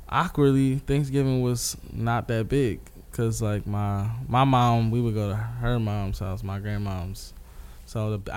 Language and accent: English; Philadelphia, Pennsylvania, United States; Um, growing up in West Philly, big family. Uh, Actually, yeah, my family's pretty big.